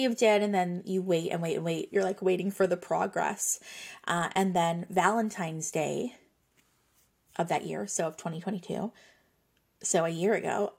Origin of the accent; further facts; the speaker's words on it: Nova Scotia, Canada; I am from Nova Scotia, Canada